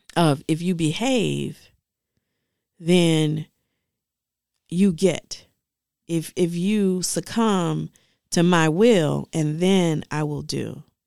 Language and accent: English; Detroit, Michigan, United States; I grew up in Dege-, Detroit